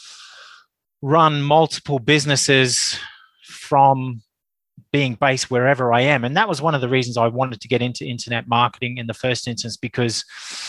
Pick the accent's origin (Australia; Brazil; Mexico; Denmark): Australia; now in Reigate, United Kingdom; I'm an Australian, but I am a UK-based Australian, based in Surrey, Reigate, Surrey